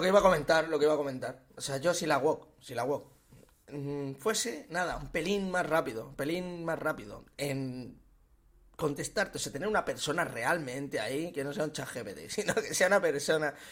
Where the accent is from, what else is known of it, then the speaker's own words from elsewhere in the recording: Sabadell, Catalonia, Spain; Yo soy de Sabadell